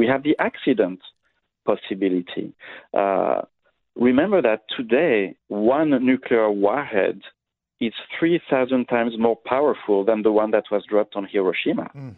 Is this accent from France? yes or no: yes; France; I grew up in France, in Europe